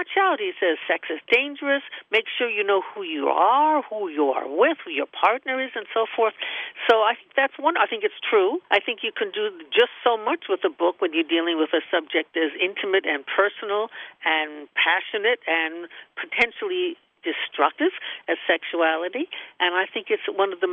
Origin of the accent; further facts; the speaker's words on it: United States; I'm an American scholar